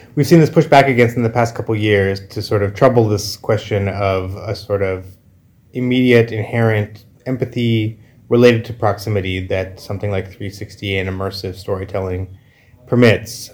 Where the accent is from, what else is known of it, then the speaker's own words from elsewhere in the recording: Canada; I come from Canada